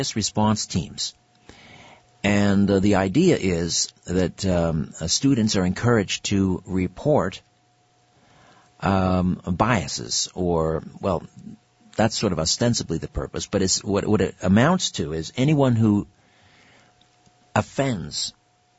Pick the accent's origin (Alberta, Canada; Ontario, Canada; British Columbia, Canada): Ontario, Canada; Brantford; Brantford, my hometown